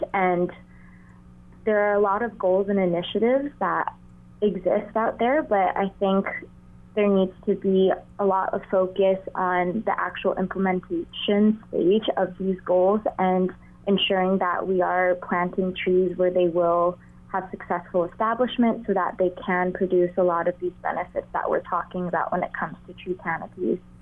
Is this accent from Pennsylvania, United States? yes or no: no; Honolulu, Hawaii, United States; I grew up in Honolulu, Hawaii